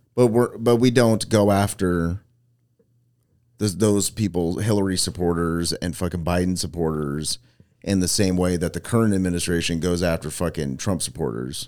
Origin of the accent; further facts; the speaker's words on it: Manteca, California, United States; there was a Boys and Girls Club in my hometown